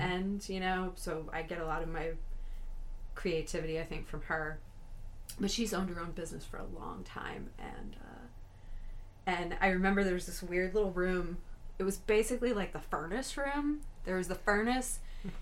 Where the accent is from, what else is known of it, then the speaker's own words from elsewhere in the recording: St. Louis, Missouri, United States; I've born and raised in St. Louis